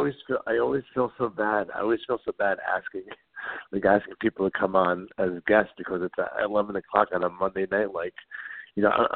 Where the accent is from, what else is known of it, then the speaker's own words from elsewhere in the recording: New York, United States; I grew up in New York